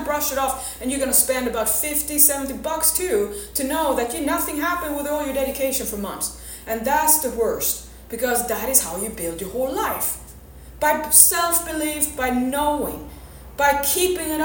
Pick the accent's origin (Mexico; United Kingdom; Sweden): Sweden; I'm from Sweden